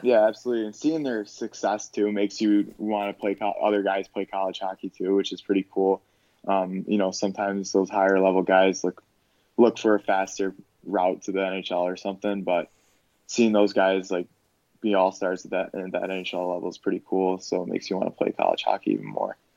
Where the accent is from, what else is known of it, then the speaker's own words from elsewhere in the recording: Park Ridge, Illinois, United States; moved away as an adult; now in Madison, United States; I grew up in Park Ridge, Illinois